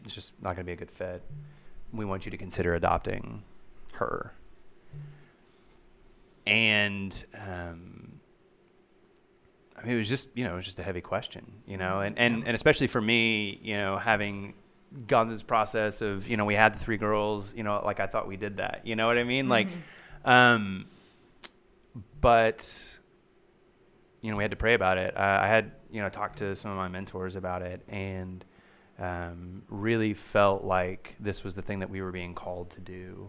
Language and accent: English; Oklahoma, United States; moved away as an adult; now in Texas, United States; So we've been here for about a year and a half. … and I are both from Oklahoma.